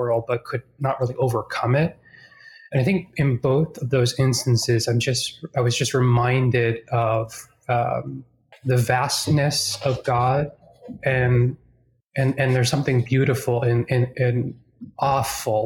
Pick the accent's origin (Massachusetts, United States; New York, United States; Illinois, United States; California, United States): Massachusetts, United States; Boston; now in Charlotte, United States; I'm originally from Boston, or just outside of Boston